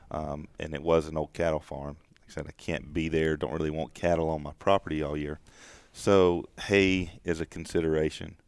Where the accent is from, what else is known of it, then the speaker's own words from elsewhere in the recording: the South, United States; growing up in the South